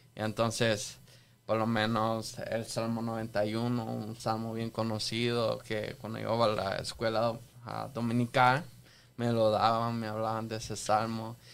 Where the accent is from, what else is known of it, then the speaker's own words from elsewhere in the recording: El Salvador; yo nací en El Salvador, me crié en El Salvador